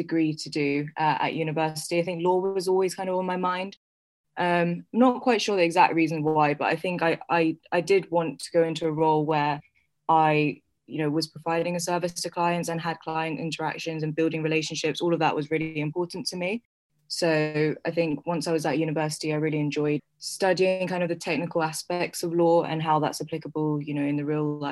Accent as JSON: {"language": "English", "region": "London", "country": "United Kingdom", "tie": "born or raised there", "also_born_or_lived": "New York", "said": "So I was actually born in New York. I moved to London when I was less than a year old. So I grew up in London."}